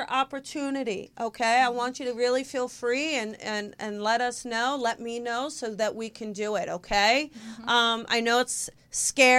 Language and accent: English; New Jersey, United States; we're from South Jersey